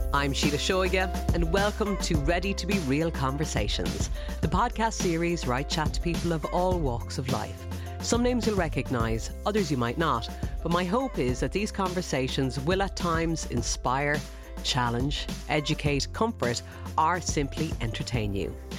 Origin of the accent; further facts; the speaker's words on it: Ireland; as Irish people